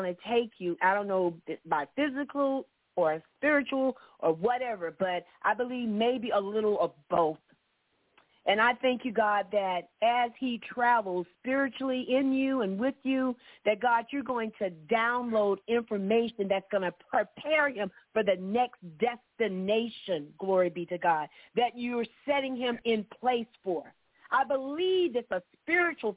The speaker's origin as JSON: {"language": "English", "town": "Orlando", "region": "Florida", "country": "United States", "tie": "born or raised there", "moved": "yes", "said": "I was born and raised in Orlando. I'm not there anymore"}